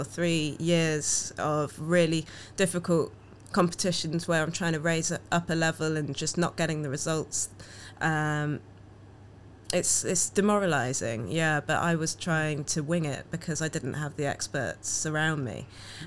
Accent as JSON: {"language": "English", "country": "Jamaica", "said": "I'm Jamaican, walking around a town that's not diverse, and people ask, where are you from?"}